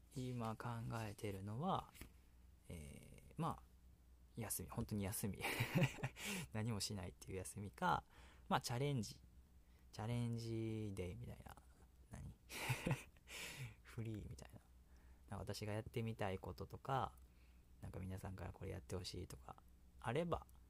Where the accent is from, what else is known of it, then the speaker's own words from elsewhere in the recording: Kansai, Japan; accent: Kansai dialect; 私関西弁っていうのでほとんどやってますので